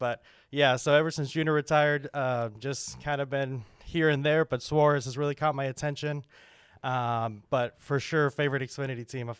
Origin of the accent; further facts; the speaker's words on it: Houston, Texas, United States; I'm from Houston